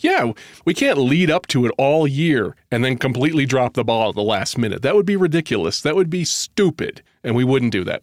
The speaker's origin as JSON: {"language": "English", "region": "Connecticut", "country": "United States", "said": "I'm from Connecticut"}